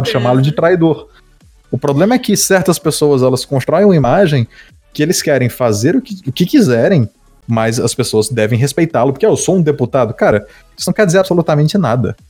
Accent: Northeast Region, Brazil; eu sou da região do Nordeste

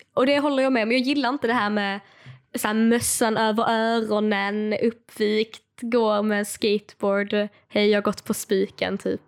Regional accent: Skåne, Sweden; accent: Scanian; jag vet att jag pratar skånska.

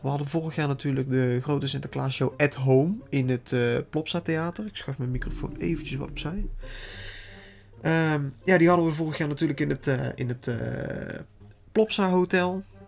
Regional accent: Netherlands; Ik kom uit Nederland

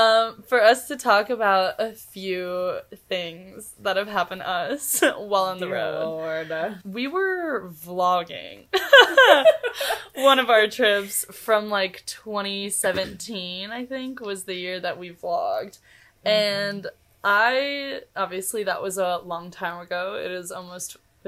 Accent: Kansas City, United States; We're like, Kansas City.

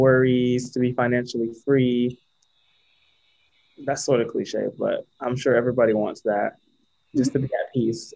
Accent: Sarasota, Florida, United States; moved away as an adult; now in New York City, United States; I'm from Sarasota, Florida.

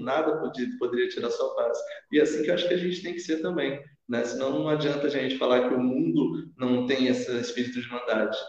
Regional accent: Sorocaba, São Paulo, Brazil; also born or lived in Curitiba; Eu sou residente daqui desde os meus seis anos de idade

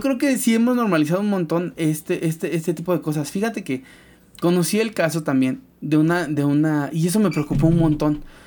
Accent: Veracruz, Mexico; somos de Veracruz, la mayoría

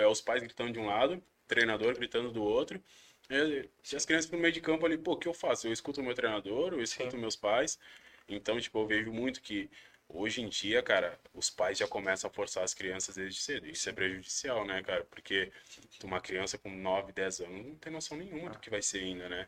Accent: Brazil; moved away as an adult; also born or lived in Uruguay / Malta / Oman; now in Japan; Nós somos estrangeiros, somos brasileiros

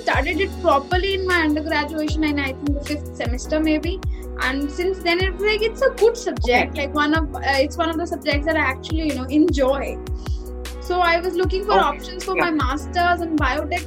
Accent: Delhi, India; moved away as an adult; also born or lived in Roorkee; I've actually been born and brought up in Delhi

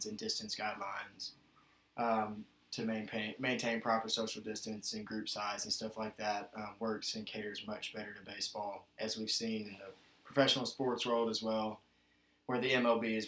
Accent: Nashville, Tennessee, United States; moved away as an adult; now in Middlebury, United States; I'm from Nashville, Tennessee, and found my way up here to Middlebury College

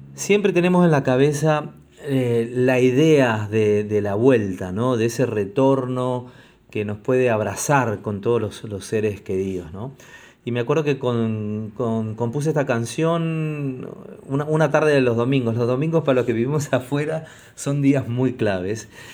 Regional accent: Argentina; now in Lima, Peru; cantautor argentino, residente en la ciudad de Lima, en el bellísimo Perú

